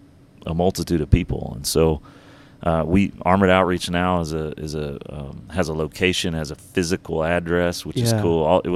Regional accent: Georgia, United States; born there; also born or lived in Texas / Alabama / North Carolina / Louisiana; I'm all over the South. So I was born in Georgia, moved to Texas, moved back to Alabama, then North Carolina.

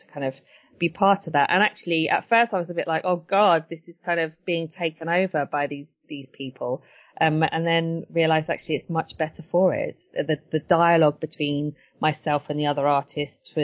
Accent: Brighton, South East England, United Kingdom; also born or lived in Edgware, London; Growing up in Edgware wasn't summer all the time. And then growing up in Brighton as well

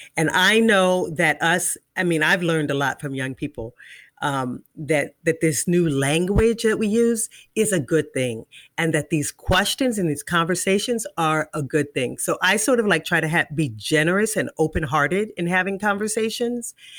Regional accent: Washington, District of Columbia, United States; I'm from Washington, D C.

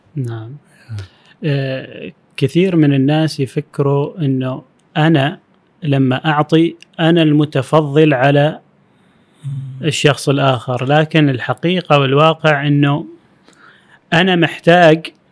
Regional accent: Oman; العمانيين كعمانيين نحن في عمان

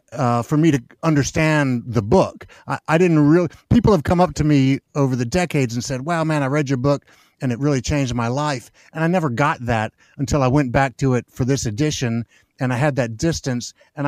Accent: Memphis, Tennessee, United States; I'm born and raised in Memphis.

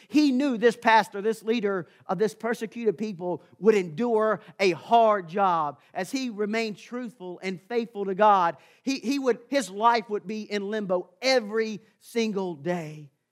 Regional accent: Amherst County, Virginia, United States; I had the privilege of growing up in Amherst County

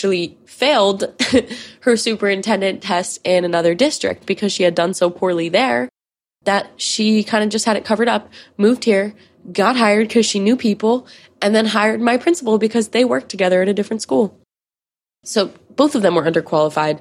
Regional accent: near Sandy Hook, Connecticut, United States; I grew up near Sandy Hook.

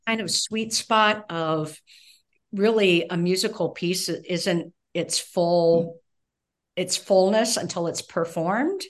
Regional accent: California, United States; moved away as an adult; also born or lived in Evanston, Illinois / Minnesota; I was born and raised in California

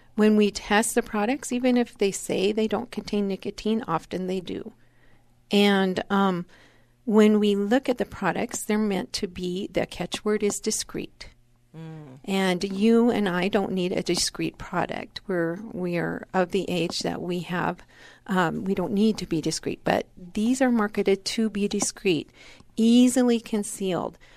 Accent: Wyoming, United States; moved away; I grew up in Wyoming.

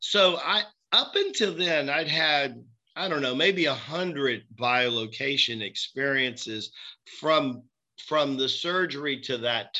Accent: Tennessee, United States; moved away; also born or lived in Florida / Manhattan; I'm this kid from Tennessee, right? That's been several years in Florida

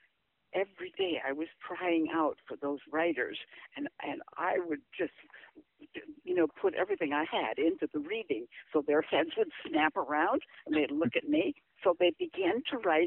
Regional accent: Minnesota, United States; moved away; also born or lived in San Diego; my childhood in Minnesota

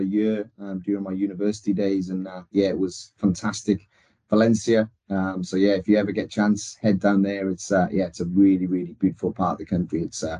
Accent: Wales, United Kingdom; being a Welshman.

